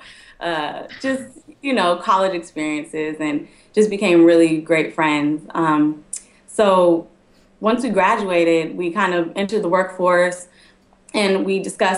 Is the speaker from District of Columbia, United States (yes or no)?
no; Sacramento, California, United States; moved away as an adult; also born or lived in Los Angeles; originally from Sacramento, I went to USC